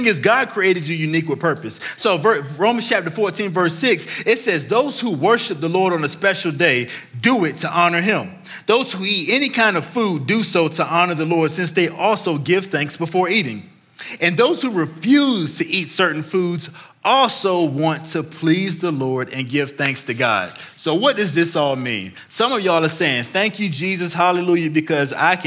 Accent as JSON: {"language": "English", "region": "Virginia", "country": "United States", "tie": "born or raised there", "said": "I grew up in Virginia."}